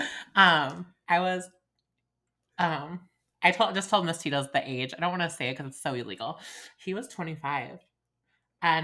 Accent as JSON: {"language": "English", "town": "Chicago", "region": "Illinois", "country": "United States", "tie": "born or raised there", "also_born_or_lived": "Evanston, Illinois", "said": "I'm obviously from Chicago. Was born in Evanston"}